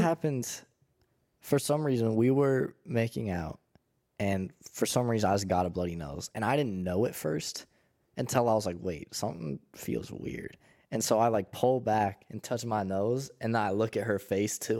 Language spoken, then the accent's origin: English; Pittsburgh, Pennsylvania, United States; I'm from Pittsburgh